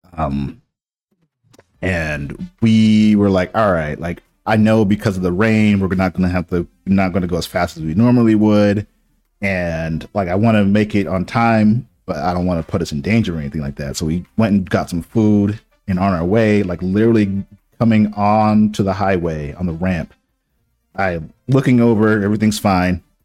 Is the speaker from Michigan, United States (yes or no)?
no; Boston, Massachusetts, United States; moved away; I grew up in Boston